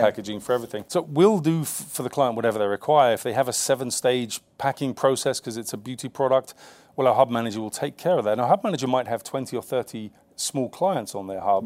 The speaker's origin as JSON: {"language": "English", "region": "London", "country": "United Kingdom", "tie": "born or raised there", "said": "I grew up in the East End of London"}